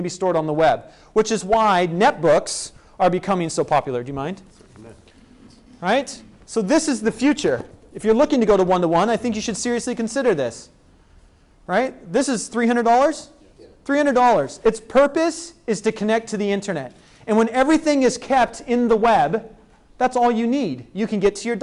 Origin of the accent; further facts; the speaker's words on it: Spokane, Washington, United States; my hometown of Spokane, Washington